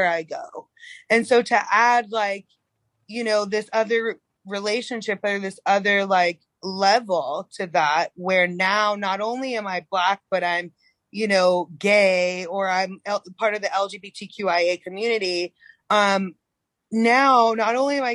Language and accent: English; North Carolina, United States; now in Oregon, United States; I'm from North Carolina